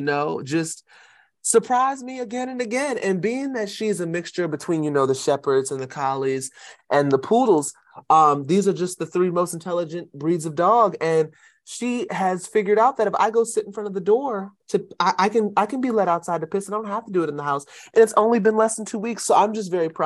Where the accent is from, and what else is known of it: PG County, Maryland, United States